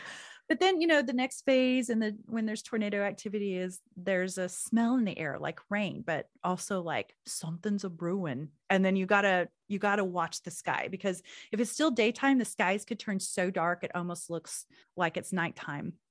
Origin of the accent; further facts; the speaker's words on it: Oklahoma, United States; moved away; I moved away from Oklahoma.